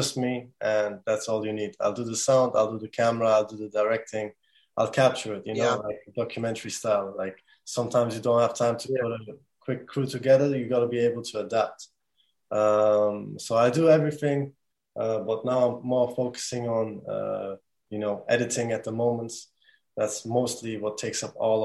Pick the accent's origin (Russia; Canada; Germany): Germany; now in Bradford, United Kingdom; I'm from Bradford, but I was born and raised in Germany. I came here 2012 with my family